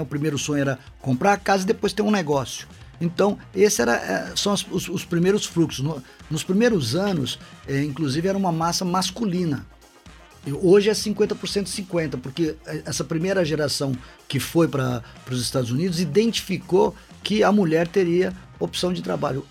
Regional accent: São Paulo, Brazil; now in Governador Valadares, Brazil; Eu, eu sou paulistano de nascimento

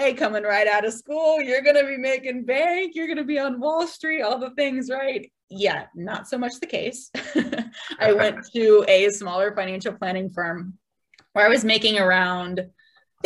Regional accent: San Diego, California, United States; I'm from San Diego. So I went to SDSU

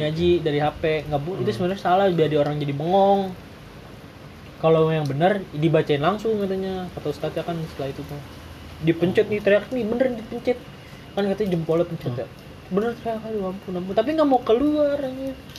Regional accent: Betawi, Jakarta, Indonesia; gue orang Betawi di tanah Jawa

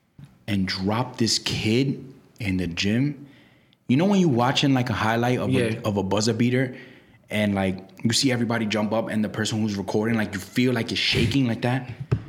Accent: New York City, New York, United States; I'm in a tough spot because I'm from Brooklyn. You know I'm from Brooklyn, bro. Everything I do is Brooklyn.

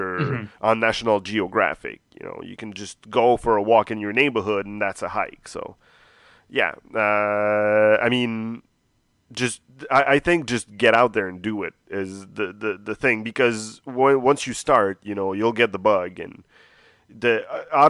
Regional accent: Montreal, Quebec, Canada; I've lived here my whole life, born and raised

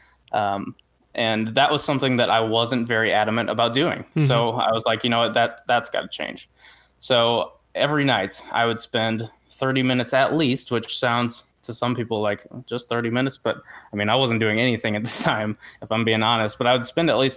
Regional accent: St. Louis, Missouri, United States; I'm from the St. Louis, Missouri area.

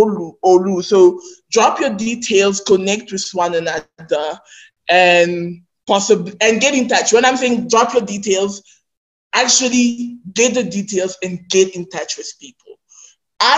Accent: Nigeria; accent: Nigerian pidgin; my Nigerian pidgin accent

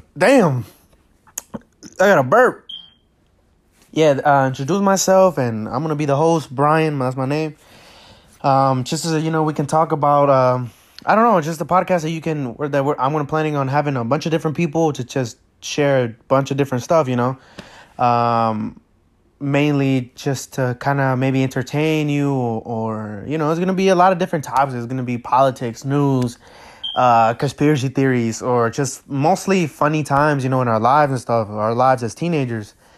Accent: United States; also born or lived in Acapulco, Mexico; I came to the United States when I was about maybe six, six or seven

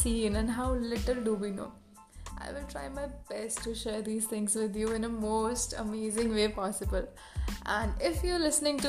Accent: Faridabad, Haryana, India; I am from Faridabad, Haryana, which is, by the way, in India.

